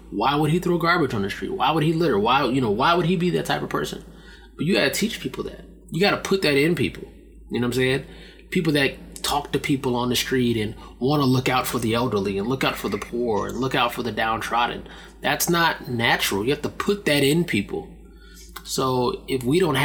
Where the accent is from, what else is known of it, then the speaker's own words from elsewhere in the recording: United States; as an American